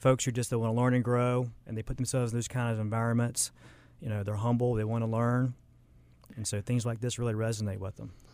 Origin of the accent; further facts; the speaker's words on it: Charlotte, North Carolina, United States; also born or lived in Lake Norman; I kinda grew up in Charlotte, um, moved around a little bit, grew up, went to high school, Lake Norman